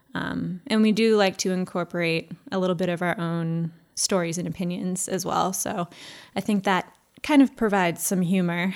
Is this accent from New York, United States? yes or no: no; town next to Ipswich, Massachusetts, United States; my hometown. Lots of farmland.